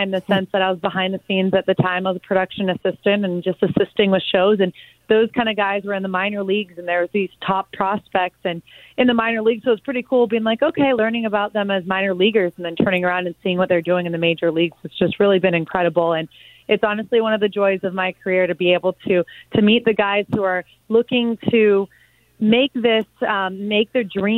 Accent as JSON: {"language": "English", "region": "South Florida", "country": "United States", "tie": "born or raised there", "said": "growing up in South Florida, and like you said, my alma mater is Miami Palmetto"}